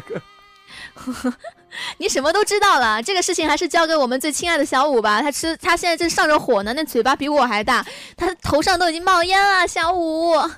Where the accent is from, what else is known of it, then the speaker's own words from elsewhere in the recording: Chongqing, China; 像我们那边儿比较有名的一个串串香就是六婆串串香，因为它是由我们那个，我们本地嘛，重庆本地有一档节目叫做《生活麻辣烫》